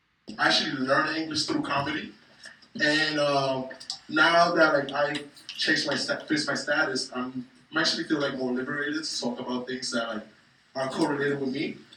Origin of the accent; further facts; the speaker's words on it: New York, United States; Growing up in New York is funny because like before it used to be gentrified, but by 90th, all white people used to get off.